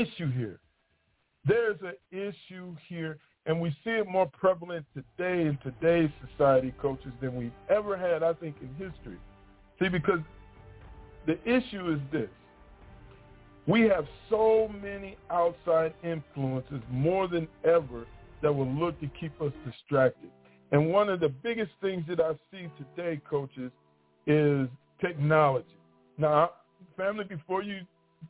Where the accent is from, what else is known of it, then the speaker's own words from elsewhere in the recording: Michigan, United States; moved away as an adult; now in Mississippi, United States; I'm from Michigan. And I grew up there my whole life